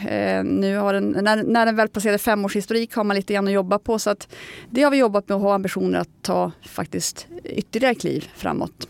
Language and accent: Swedish; Norrland, Sweden; som norrlänning som jag är